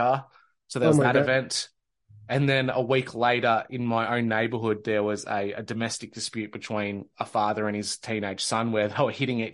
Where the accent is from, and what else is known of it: Australia; born or raised there